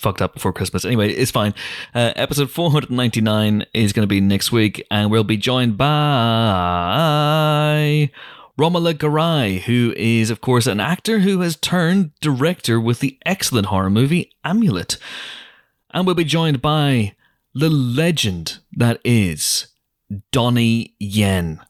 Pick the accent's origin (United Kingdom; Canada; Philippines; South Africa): United Kingdom; Northern Ireland; moved away; growing up in Northern Ireland as a, as a kid